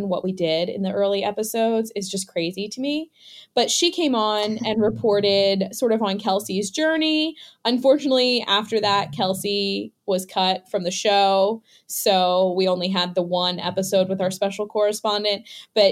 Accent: Delaware, United States; also born or lived in central Pennsylvania; I grew up in Delaware

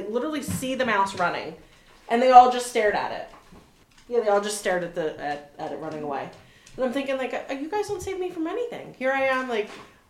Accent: New Jersey, United States; moved away as an adult; also born or lived in Philadelphia / Cincinnati; now in Newark, Delaware, United States; I'm actually from New Jersey.

